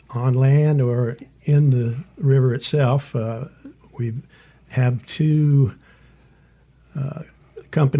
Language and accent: English; Jackson, Mississippi, United States; I'm from the Jackson area and live out at the reservoir